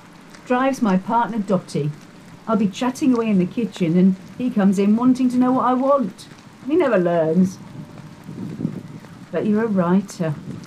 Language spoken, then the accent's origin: English; Milton Keynes, South East England, United Kingdom; moved away as an adult; Milton Keynes, originally. I moved here about 10 years ago.